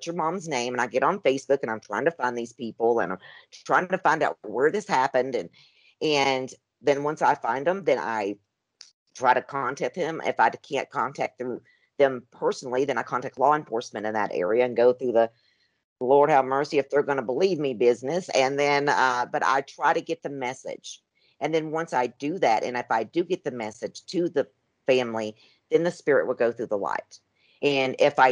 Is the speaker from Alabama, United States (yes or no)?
no; Tennessee, United States; moved away as an adult; also born or lived in Arizona; I was raised in Tennessee.